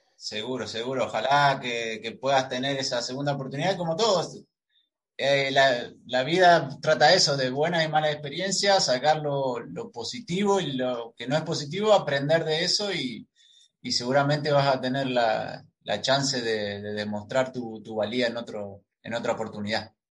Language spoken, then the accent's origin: Spanish; Argentina; somos acá dos argentinos